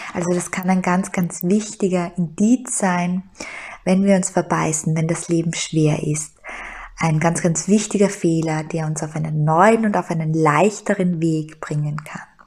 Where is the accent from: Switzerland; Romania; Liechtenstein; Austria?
Austria; Styria; moved away as an adult; now in Vienna, Austria; ich hatte einen wunderbaren Job in der Steiermark, ich hatte eine Traumwohnung in meiner Heimat, und ich bin nach Wien gegangen